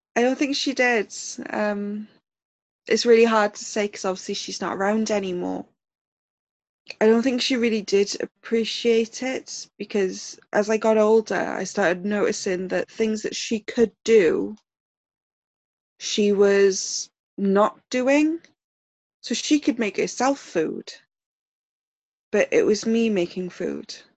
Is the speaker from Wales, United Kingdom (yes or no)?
yes; South Wales, United Kingdom; I live in South Wales in the UK. And I that's where I grew up. I've been born and bred in my little town.